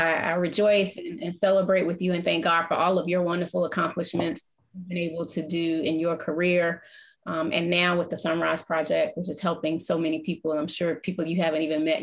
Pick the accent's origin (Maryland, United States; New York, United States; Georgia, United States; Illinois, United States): Georgia, United States; Atlanta; growing up in Atlanta was a special place